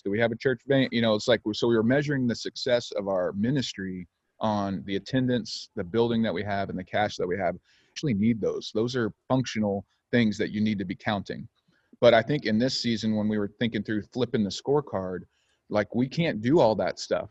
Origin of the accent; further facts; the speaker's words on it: Oklahoma, United States; also born or lived in Illinois; now in Ventura, California, United States; I grew up in Oklahoma